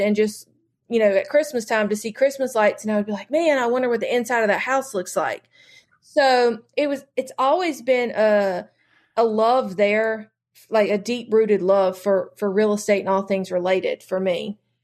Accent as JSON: {"language": "English", "region": "North Carolina", "country": "United States", "tie": "born or raised there", "said": "I have only lived in North Carolina, so I have, uh, I've never really, um, gone very far from home"}